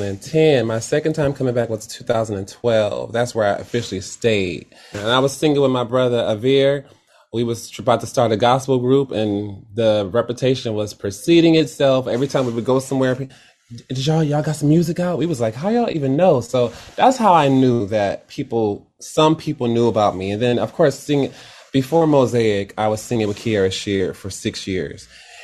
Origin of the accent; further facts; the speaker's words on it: Detroit, Michigan, United States; Yes, I am.